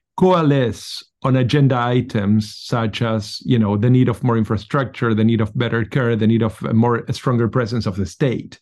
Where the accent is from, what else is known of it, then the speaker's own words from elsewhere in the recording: Argentina; I come from Argentina